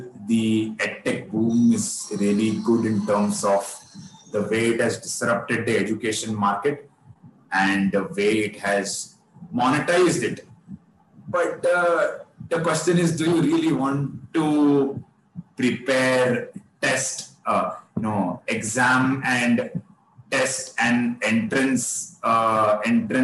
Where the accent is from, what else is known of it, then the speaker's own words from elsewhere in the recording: Maharashtra, India; first language Kannada; English is a second language; Kannada is the mother tongue, but I've grown up in Maharashtra.